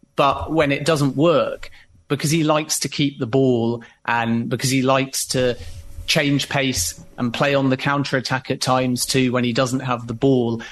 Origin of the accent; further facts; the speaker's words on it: Leicester, East Midlands, United Kingdom; a person born and bred in Leicester and as a Leicester fan